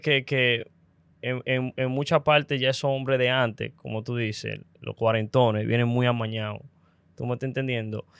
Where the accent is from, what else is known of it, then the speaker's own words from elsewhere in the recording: Dominican Republic; como dominicano